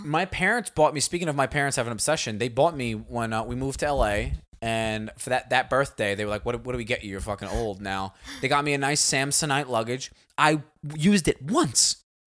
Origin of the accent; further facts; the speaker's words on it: United States; we all growing, growing up in America